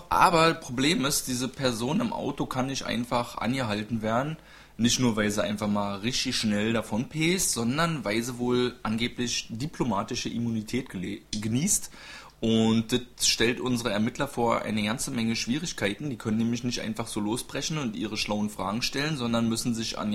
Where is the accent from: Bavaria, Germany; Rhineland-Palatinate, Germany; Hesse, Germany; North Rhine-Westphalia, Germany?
Bavaria, Germany; Munich; Und ich bin aus München